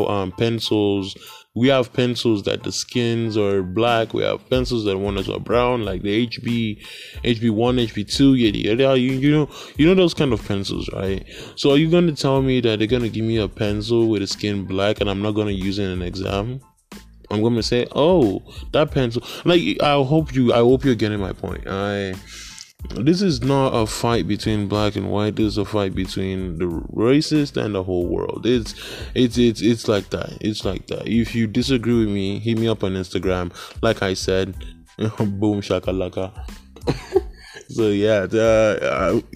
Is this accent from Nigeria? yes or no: yes; Nigeria; moved away; I'm from Nigeria